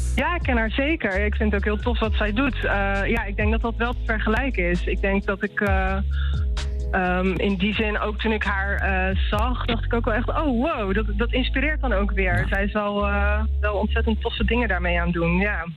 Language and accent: Dutch; Rotterdam, South Holland, Netherlands; ik kom uit Rotterdam